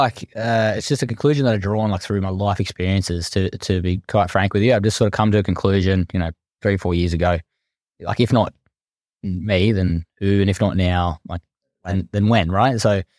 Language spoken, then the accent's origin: English; Blacktown, New South Wales, Australia; As I said … from Western Sydney. I come from Blacktown. I'm now living in lovely Maroubra, so a bit of a difference.